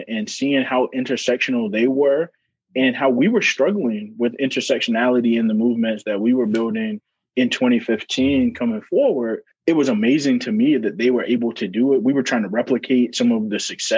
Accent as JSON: {"language": "English", "region": "North Carolina", "country": "United States", "tie": "born or raised there", "moved": "as an adult", "lives_now": "Iowa, United States", "said": "growing up in North Carolina"}